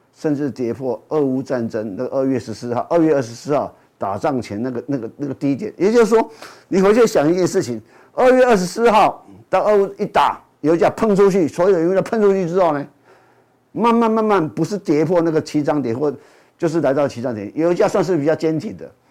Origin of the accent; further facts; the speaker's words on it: Taiwan; 所以相相对我们台湾人也一样